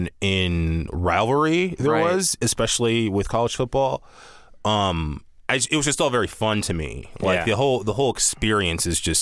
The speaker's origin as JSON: {"language": "English", "region": "the South", "country": "United States", "said": "Yeah, I'm from the South, and it's a big deal there."}